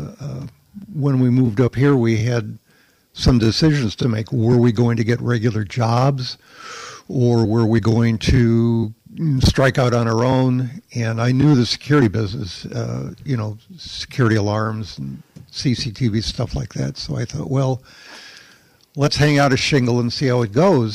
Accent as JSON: {"language": "English", "town": "Chicago", "region": "Illinois", "country": "United States", "tie": "born or raised there", "moved": "as an adult", "lives_now": "Saugatuck, United States", "said": "Chicago, I was born in Chicago, but I lived in the Chicago area for many, many years"}